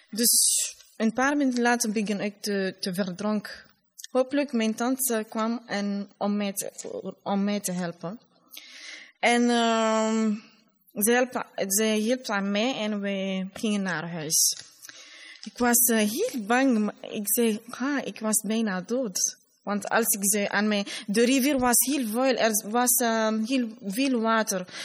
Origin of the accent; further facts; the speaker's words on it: Labé, Labé Region, Guinea; Dutch is a second language; now in Brussels, Belgium; ik kom uit de tweede regio, Middel-Guinea of Fouta.